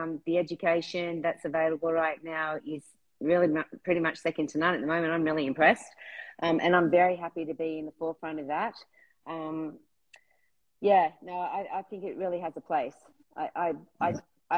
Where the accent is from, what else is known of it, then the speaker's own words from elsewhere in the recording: Australia; being an Australian